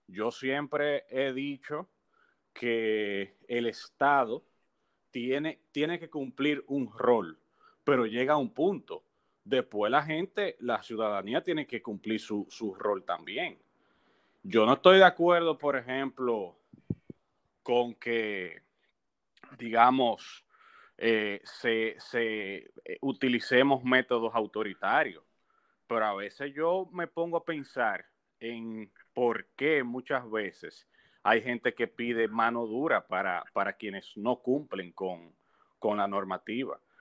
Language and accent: Spanish; Dominican Republic; uno como dominicano, como ciudadano